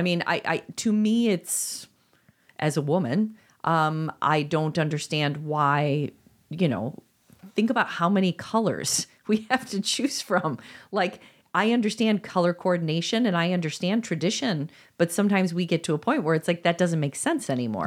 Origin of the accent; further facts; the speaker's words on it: Chicago, Illinois, United States; as a Chicagoan